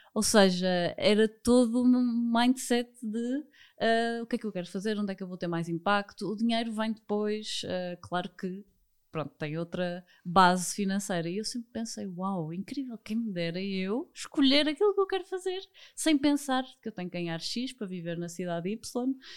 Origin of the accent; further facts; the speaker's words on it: Porto, Norte, Portugal; sou do Porto